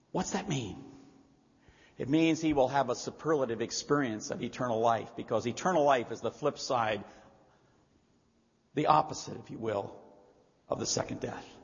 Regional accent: Montana, United States; also born or lived in Ohio; now in Hawaii, United States; I came from Montana and Ohio. Personally, I liked it in Montana.

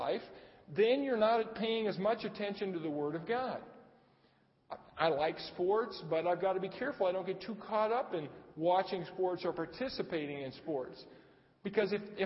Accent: Arcadia, United States; I grew up in Arcadia

